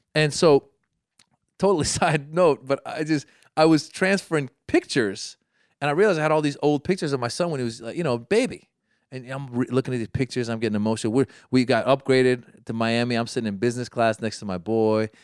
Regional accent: Iran; moved away; I come from Iran

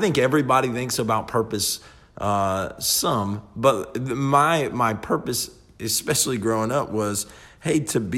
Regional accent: the Bible Belt, United States; growing up in the Bible Belt, we all kind of just know the Lord

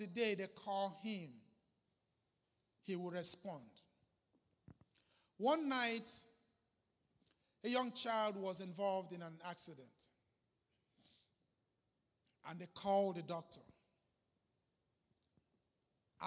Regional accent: Arochukwu, Abia, Nigeria; I'm a Nigerian from Aruchukwu

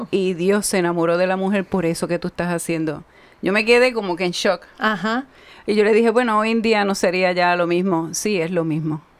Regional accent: Ciales, Puerto Rico; soy eh, de tres hermanos, soy la menor, dos hermanos mayores, soy de Ciales, del campo también, que vivimos en el pueblo.

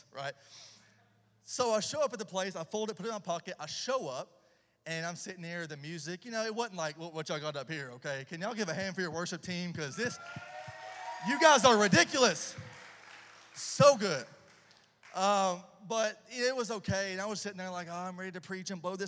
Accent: about an hour south of Nashville, Tennessee, United States; accent: redneck boy accent; now in Charlotte, United States; I'm originally from Tennessee, about an hour south of Nashville. So if you're hearing the redneck boy accent, that's why.

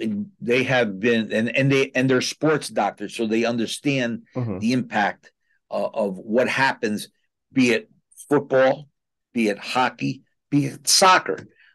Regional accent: New Haven, Connecticut, United States; as a young man growing up in New Haven, my next door neighbor was a Red Sox guy.

